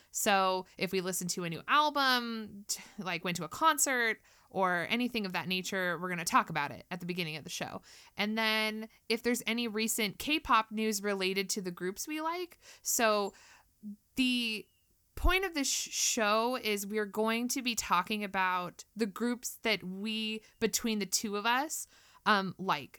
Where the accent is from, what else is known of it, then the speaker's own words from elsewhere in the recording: California, United States; I'm also from California. Um, I still live here, though